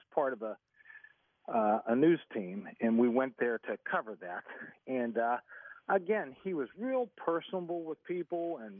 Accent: Virginia Beach, Virginia, United States; we're both from Virginia Beach, and we just wanted to say hi.

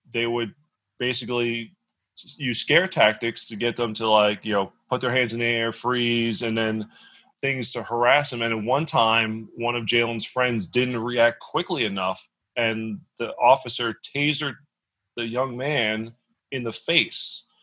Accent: Dallas, Texas, United States; growing up in Dallas, Texas area when we were younger

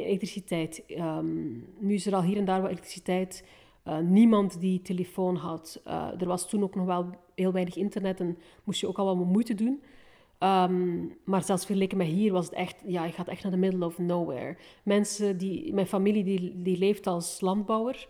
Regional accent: Bruges, Flanders, Belgium; also born or lived in Rwanda; ik ben opgegroeid in, in het middeleeuws Brugge

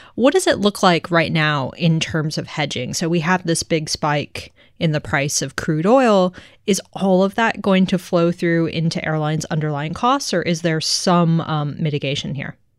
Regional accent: Tokyo, Japan; I grew up in Tokyo

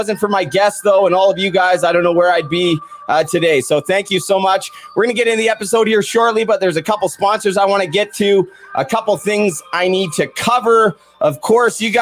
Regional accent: Port Coquitlam, British Columbia, Canada; my hometown of Port Coquitlam

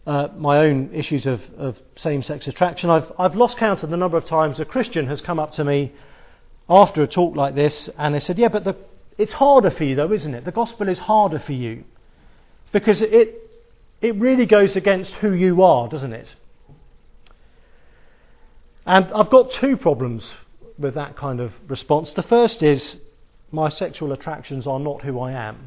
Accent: England, United Kingdom; Being English

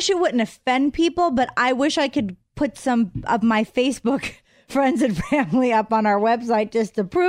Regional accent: Pittsburgh, Pennsylvania, United States; moved away; my hometown of Pittsburgh

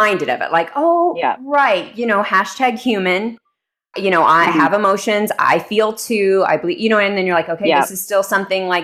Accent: Texas, United States; moved away; also born or lived in New York City; growing up in Texas

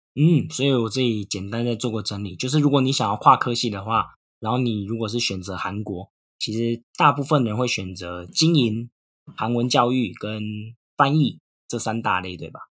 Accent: Taiwan; also born or lived in Japan; 我之前在日本也是觉得说，当一个台湾人要教人家语言超难的

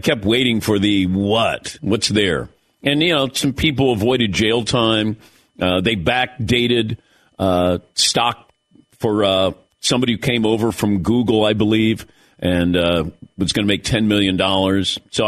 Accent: Ohio, United States; I was very fortunate growing up in Ohio. We got the Browns games every Sunday.

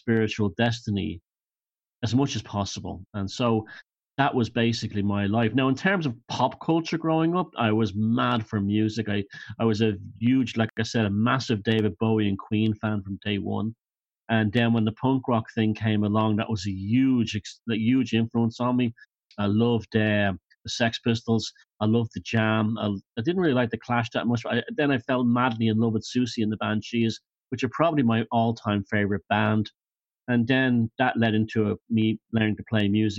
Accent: Dublin, Leinster, Ireland; I'm a Dubliner myself

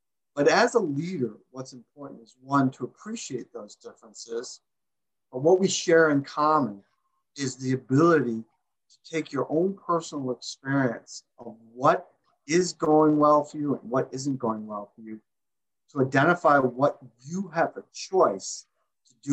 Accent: Massachusetts, United States; I'm from Massachusetts

